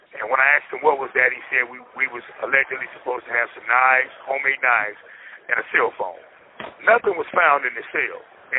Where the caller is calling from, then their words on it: Indiana, United States; I'm calling in from Wabash Valley Correctional Facility.